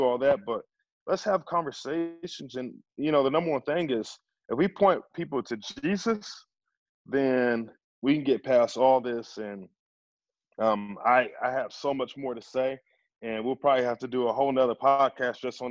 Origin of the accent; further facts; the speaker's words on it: Kingfisher, United States; I grew up in Kingfisher, America, and I was the only black person in my school.